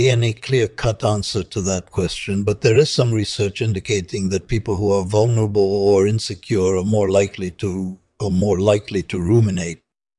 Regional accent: Brooklyn, New York, United States; also born or lived in Tel Aviv, Israel; I was born in Tel Aviv, Israel, in 1933. I grew up in Brooklyn, New York City, which was a very multicultural area at the time.

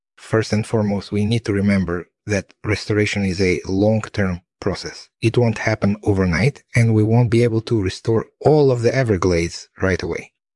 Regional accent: Moscow area, Moscow Oblast, Russia; moved away; also born or lived in Lithuania; I grew up in the Moscow area and my family is originally from Lithuania

